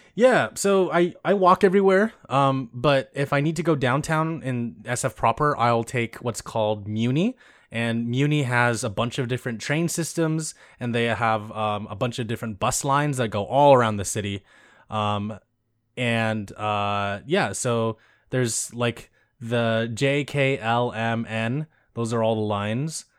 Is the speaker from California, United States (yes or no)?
yes; California, United States; I grew up in suburbia in California